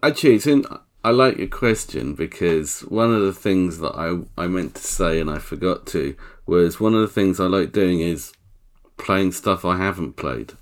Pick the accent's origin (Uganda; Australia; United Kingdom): United Kingdom; England; I'm English.